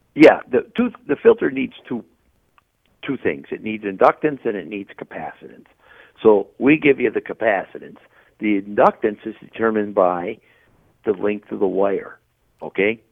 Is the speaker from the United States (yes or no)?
yes; Wisconsin, United States; I'm from Wisconsin